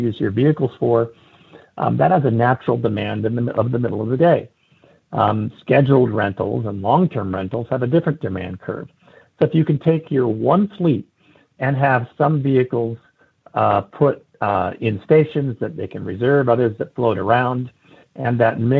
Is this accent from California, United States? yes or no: yes; San Francisco, California, United States; my hometown of San Francisco